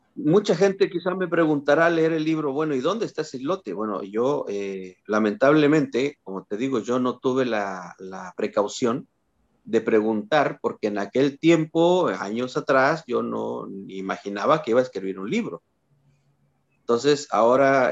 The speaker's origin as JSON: {"language": "Spanish", "town": "Matehuala", "region": "San Luis Potosí", "country": "Mexico", "tie": "born or raised there", "said": "cuando yo era niño, recuerdo, tenía seis años, algo así. Eh, iba al kiosquito ahí en mi pueblo, en Matehuala"}